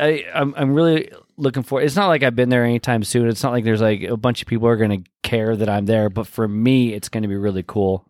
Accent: Pacific Northwest, United States; moved away

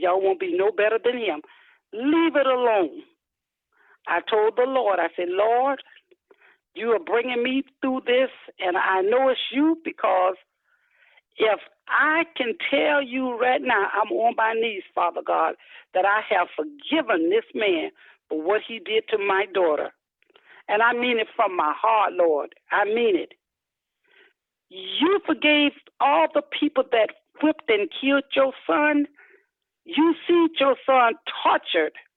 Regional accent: Ocala, Florida, United States; I'm from Ocala, Florida.

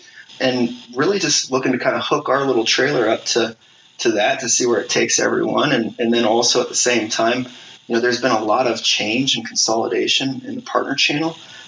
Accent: Kansas City, United States; I live about 10 minutes away from where I grew up here in Kansas City.

